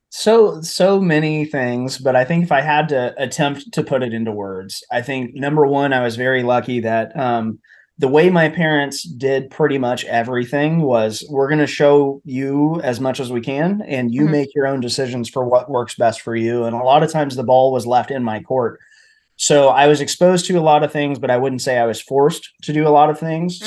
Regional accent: Tennessee, United States; moved away; also born or lived in New Hampshire / Virginia Beach; I was from Tennessee originally, so New Hampshire was a very long distance from home

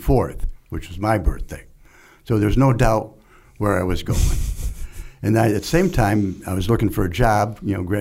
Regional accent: Chicago, Illinois, United States; moved away as an adult; also born or lived in Rensselaer, Indiana; I grew up in the Chicago area, north of Chicago. Went to high school there.

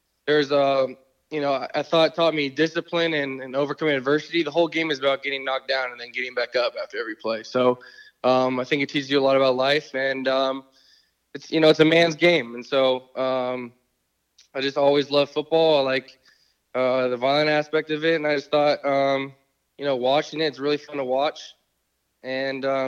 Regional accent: California, United States; growing up in California, there wasn't a whole lot of those options out here

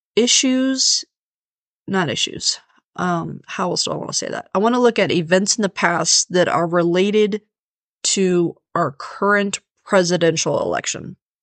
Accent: Leavenworth, Kansas, United States; Leavenworth, Kansas, my hometown

